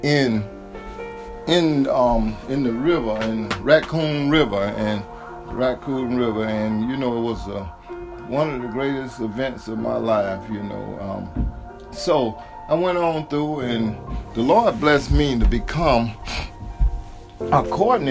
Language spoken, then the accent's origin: English; Apopka, Florida, United States; also born or lived in Orlando, Florida; I was born and raised in Orlando, Florida, and I was raised in Apopka, Florida, 10 miles out of Orlando